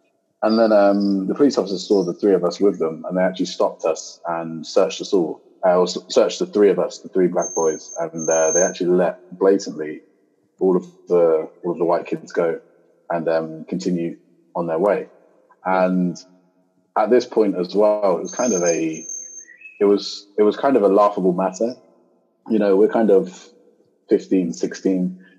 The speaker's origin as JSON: {"language": "English", "town": "Luton", "region": "East of England", "country": "United Kingdom", "said": "And this actually occurred in kind of like my hometown in the UK. So I'm actually from Luton, but I'm from this little town next to Luton, so north of London."}